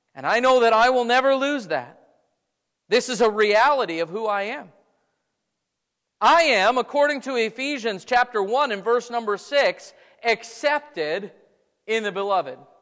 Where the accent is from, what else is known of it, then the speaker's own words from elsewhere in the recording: Wisconsin, United States; moved away; I grew up in Wisconsin.